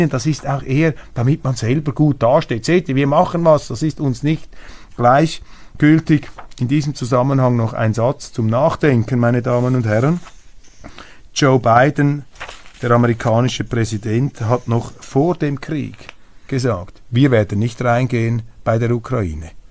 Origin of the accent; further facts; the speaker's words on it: Switzerland; Das ist keine Stellungnahme als Schweizer. Ich bin neutral, ich habe keine Aktien bei der AfD.